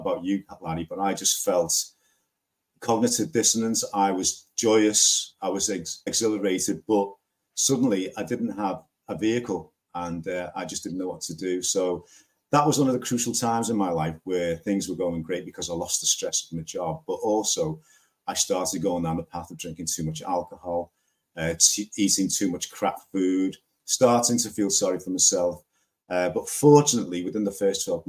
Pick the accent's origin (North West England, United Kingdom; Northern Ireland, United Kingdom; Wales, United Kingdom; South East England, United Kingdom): North West England, United Kingdom; Liverpool; I'm from Liverpool in the UK.